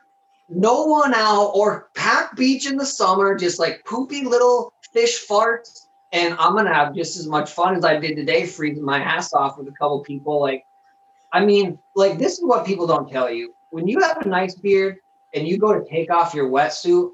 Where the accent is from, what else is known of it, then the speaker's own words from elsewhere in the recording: Denver, Colorado, United States; now in Michigan, United States; I'm from Denver